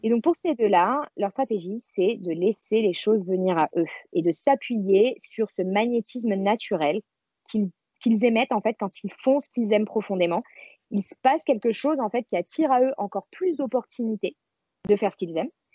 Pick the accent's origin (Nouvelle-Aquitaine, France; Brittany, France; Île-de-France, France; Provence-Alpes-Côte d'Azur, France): Provence-Alpes-Côte d'Azur, France; Marseille; moved away as an adult; now in Paris, France; je vis à Paris depuis une dizaine d'années, mais je suis marseillaise d'origine